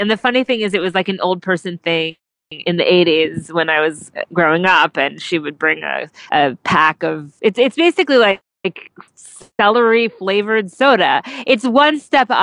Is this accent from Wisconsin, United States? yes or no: no; New Jersey, United States; now in New York, United States; I grew up in New Jersey, and so I have bowling in my blood